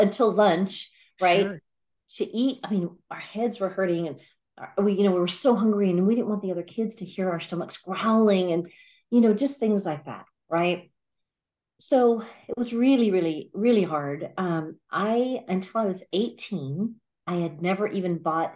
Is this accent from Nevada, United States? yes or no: no; Alabama, United States; I grew up in Alabama, and it was a small town in Alabama